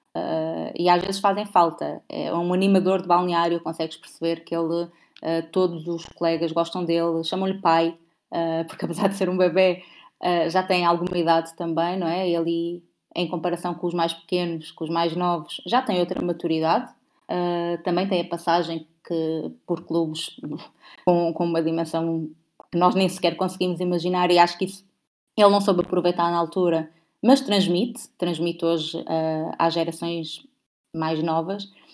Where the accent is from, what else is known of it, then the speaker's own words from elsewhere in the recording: Portugal; eu sou portuguesa